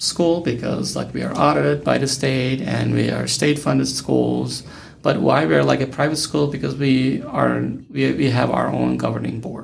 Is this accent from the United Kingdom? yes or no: no; Turkey; moved away as an adult; also born or lived in Oklahoma / Texas / Nevada; now in Las Vegas, United States; I studied education in my home country, Turkey